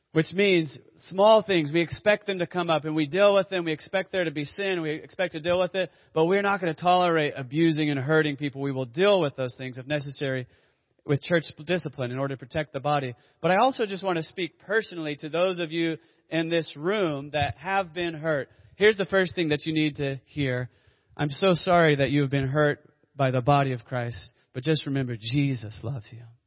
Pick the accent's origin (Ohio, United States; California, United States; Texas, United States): Texas, United States; Dallas; as a kid growing up in Dallas Fort Worth